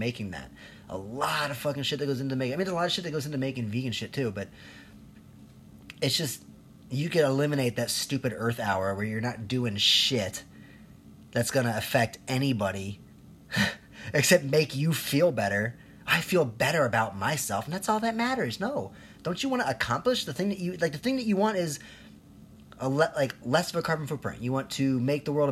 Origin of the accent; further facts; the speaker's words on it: Chicago, Illinois, United States; also born or lived in Colombia; I'm here from Chicago, born in Colombia